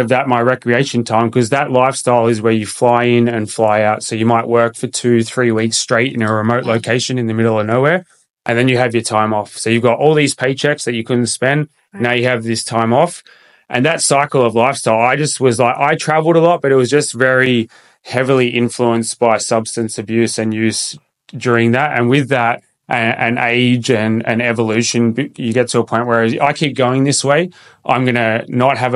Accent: Sydney, New South Wales, Australia; moved away as an adult; also born or lived in Perth; I moved from Sydney, where I grew up, and I moved across country

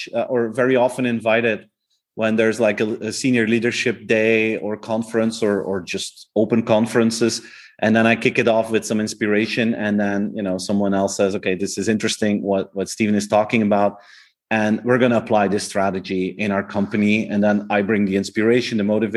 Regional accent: Flanders, Belgium; first language Flemish; English is a second language; the Flemish version, like my native language

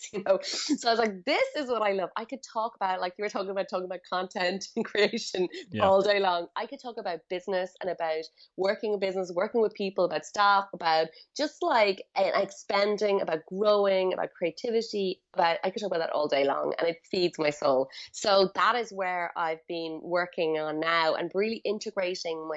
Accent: Galway, Connacht, Ireland; moved away as an adult; also born or lived in India; now in Bali, Indonesia; I am from Galway, in the west of Ireland

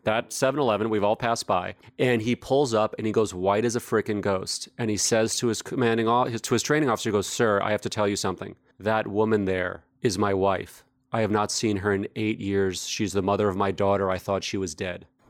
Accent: New York, United States; I grew up in New York, and frankly, growing up in growing up in New York in the 70s and 80s

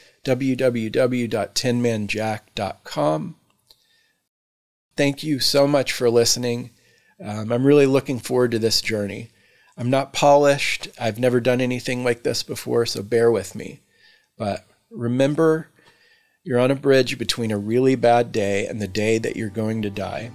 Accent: Texas, United States; moved away as an adult; also born or lived in Houston, Texas / Victoria, Texas / Austin, Texas / Dallas, Texas; now in Mount Lebanon, United States; I was born and raised in Texas, where I spent approximately 30 years collectively in Houston, Victoria, Austin, and Dallas

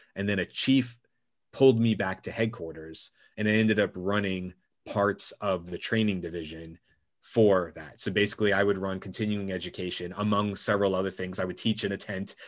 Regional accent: Georgia, United States; my parents were born and raised in Brooklyn, uh, but I spent most of my life growing up in Georgia.

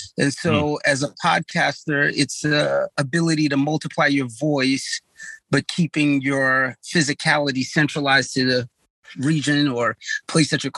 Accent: New York City, New York, United States; I'm from the Bronx

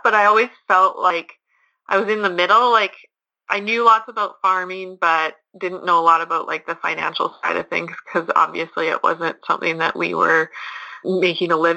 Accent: Lacombe, Alberta, Canada; moved away as an adult; now in Shoal Lake, Canada; I am from Lacombe, Alberta, originally, but right now I'm living at Shoal Lake, Manitoba

